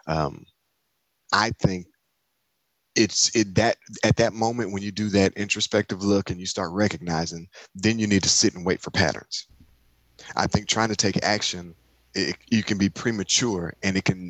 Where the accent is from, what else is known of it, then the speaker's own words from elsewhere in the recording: Michigan, United States; I'm from Michigan